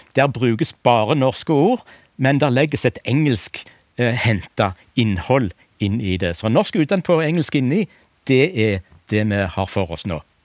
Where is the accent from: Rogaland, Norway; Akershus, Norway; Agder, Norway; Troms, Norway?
Rogaland, Norway; accent: southwestern Norwegian; Jeg kommer fra Rogaland og har en sørvestnorsk dialekt